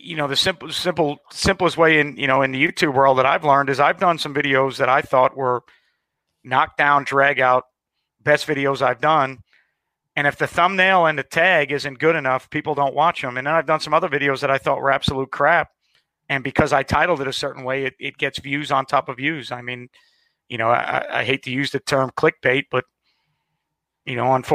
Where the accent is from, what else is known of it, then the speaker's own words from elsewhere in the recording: Long Island, New York, United States; now in Jacksonville, United States; I grew up in New York. I'm a Long Island guy